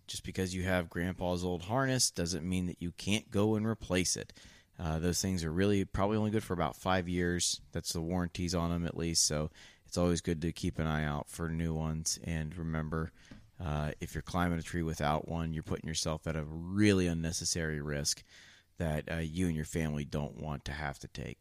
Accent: Ohio, United States; moved away; I'm from Ohio

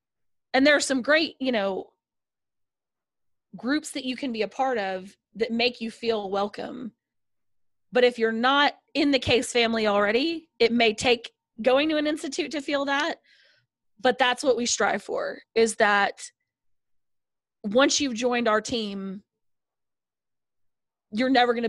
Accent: the South, United States; I'm from the South. I'm very, like, you know, friendly

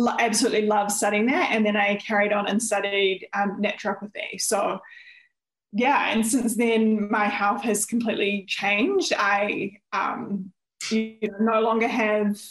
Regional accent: New Zealand; moved away as an adult; also born or lived in Melbourne, Australia; I'm originally from New Zealand, and when I was 18, I actually moved to Melbourne in Australia

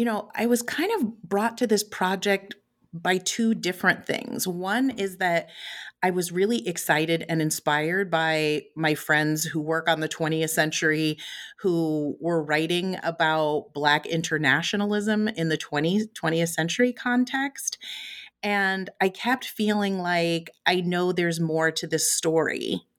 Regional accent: West Coast, United States; also born or lived in Chicago; So I was actually born in Chicago, but moved from Illinois when I was pretty young. I was raised mostly on the West Coast, spent some time in the San Francisco Bay Area.

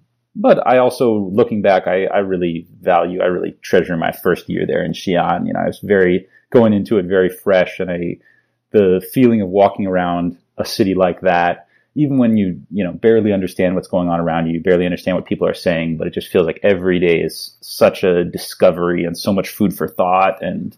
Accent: Palo Alto, California, United States; So I grew up mostly in the Bay Area. I grew up in Palo Alto and went to school at Stanford. So I had a lot of, California connections behind me.

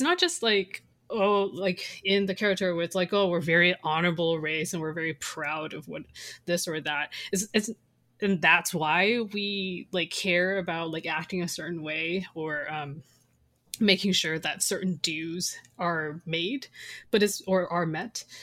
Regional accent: Canada; also born or lived in Taiwan; after years of, like, growing up in Canada

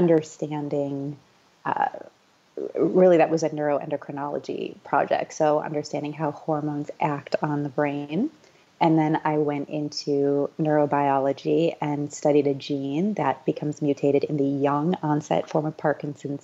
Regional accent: Midwest, United States; I grew up showing horses in the Midwest.

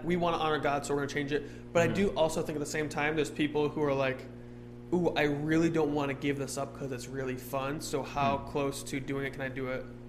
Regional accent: Ireland; I'm Irish, though. So.

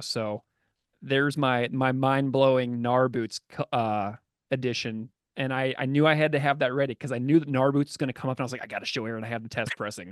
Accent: St. Louis, Missouri, United States; I grew up in St. Louis, a city with a rich ska past

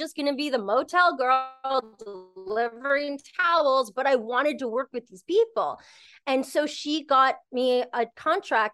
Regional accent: Canada; I'm Canadian, I'm very Canadian

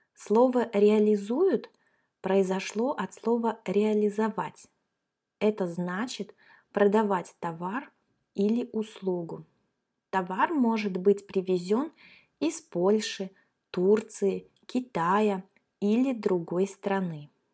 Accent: Kaliningrad, Kaliningrad Oblast, Russia; мы с Катей как раз родились и выросли в Калининграде. Это наш родной город

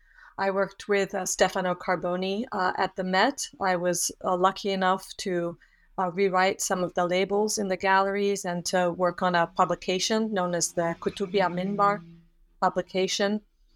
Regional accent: Switzerland; also born or lived in Australia / Yugoslavia; I also had lived in Australia and in Yugoslavia, but I hadn't, and I am from Switzerland, so I hadn't had any languages or experience within the Islamic world.

